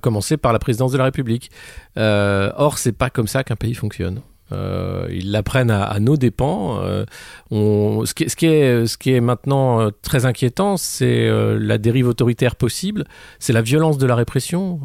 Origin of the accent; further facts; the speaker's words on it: France; en tant que Français